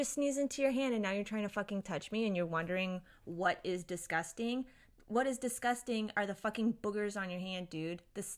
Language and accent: English; Japan; born there; I grew up around a lot of different Asian cultures because I was born in Japan. I moved around a lot.